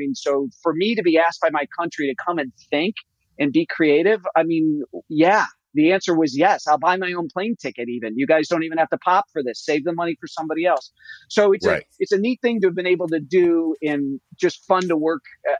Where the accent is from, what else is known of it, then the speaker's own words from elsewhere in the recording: United States; I actually got a lot as an author and as an American.